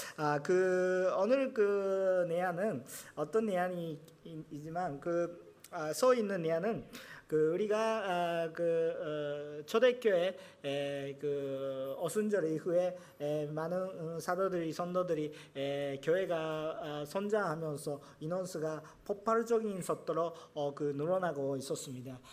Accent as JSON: {"language": "Korean", "country": "Japan", "said": "저는 일본 사람으로서"}